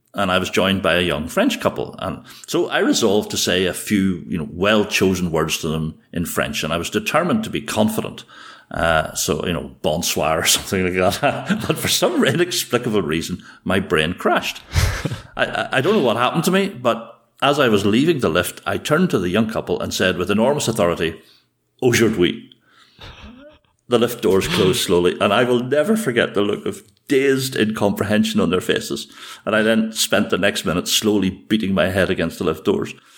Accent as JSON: {"language": "English", "area": "Ulster", "region": "Northern Ireland", "country": "United Kingdom", "accent": "Ulster", "said": "the speech of an Ulsterman"}